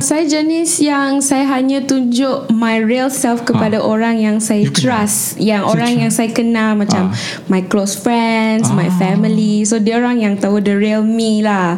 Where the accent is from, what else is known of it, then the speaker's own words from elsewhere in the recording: Klang, Selangor, Malaysia; I berasal dari Kelang